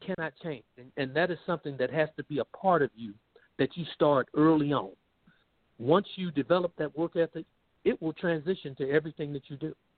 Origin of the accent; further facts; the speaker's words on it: Columbus, Georgia, United States; moved away as an adult; I grew up in Columbus, Georgia